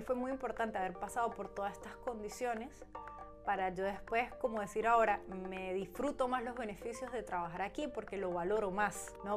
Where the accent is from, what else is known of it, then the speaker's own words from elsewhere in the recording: Venezuela; now in Germany; como buena venezolana